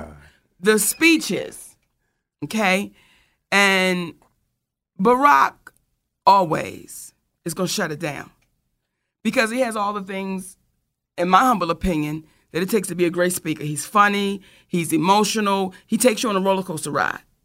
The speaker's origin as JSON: {"language": "English", "town": "Randallstown", "region": "Maryland", "country": "United States", "tie": "born or raised there", "said": "we grew up in Randallstown, Maryland, back in the late 70s, early 80s"}